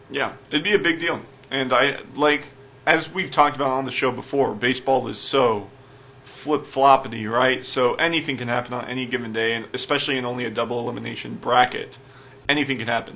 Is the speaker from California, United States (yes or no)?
yes; California, United States; I'm from California